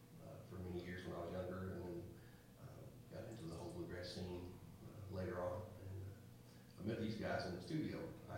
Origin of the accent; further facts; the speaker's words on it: Lexington, Virginia, United States; I came from Lexington, Virginia.